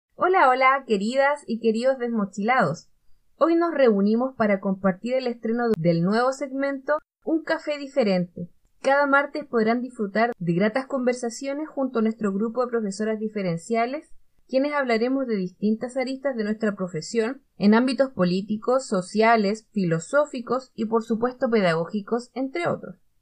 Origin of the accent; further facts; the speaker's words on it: Valparaíso, Chile; soy de Valparaíso